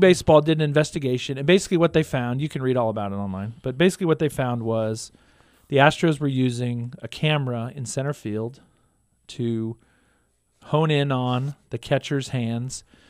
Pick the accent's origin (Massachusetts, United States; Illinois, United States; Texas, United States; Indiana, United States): Texas, United States; Houston; now in Stillwater, United States; I grew up in Houston, Texas